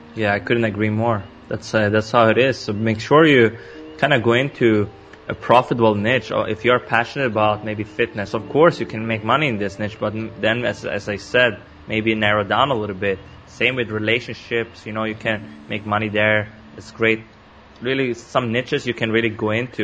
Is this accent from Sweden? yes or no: yes; Sweden; I was born and raised in Sweden. Now I live in Stockholm.